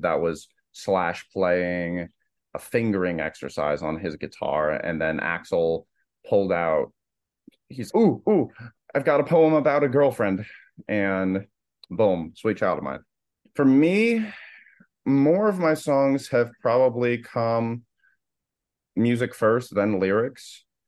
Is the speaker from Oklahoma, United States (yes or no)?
no; Naples, Florida, United States; moved away as an adult; now in Boston, United States; I'm from Naples, Florida, and I lived there pretty much all my life up till eighteen